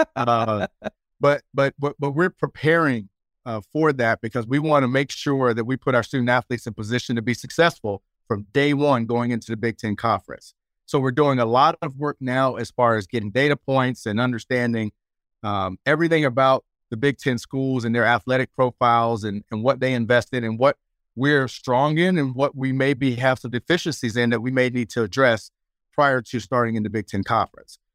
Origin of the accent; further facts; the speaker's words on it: Fayetteville, North Carolina, United States; moved away as an adult; also born or lived in Michigan; now in Los Angeles, United States; I'm a kid from Fayetteville, North Carolina